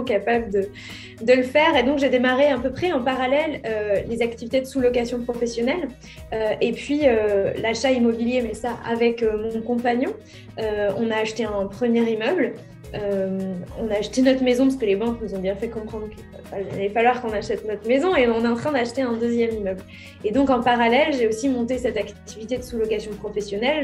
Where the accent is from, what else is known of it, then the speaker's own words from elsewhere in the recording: Courcouronnes, Île-de-France, France; Je suis née à Courcouronne dans l'Essonne le 8 avril 1987.